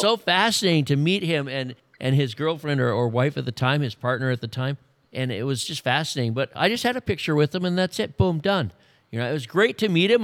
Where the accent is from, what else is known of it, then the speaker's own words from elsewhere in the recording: Wisconsin, United States; moved away; I'm from Wisconsin